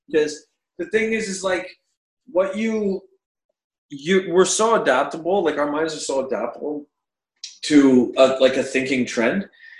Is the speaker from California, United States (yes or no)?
no; South Carolina, United States; I grew up in South Carolina in like, you know, 1998 or something like that.